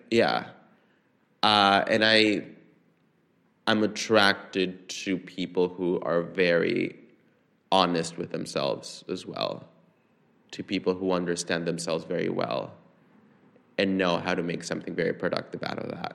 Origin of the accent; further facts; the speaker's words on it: San Salvador, El Salvador; moved away as an adult; now in New York City, United States; I grew up in San Salvador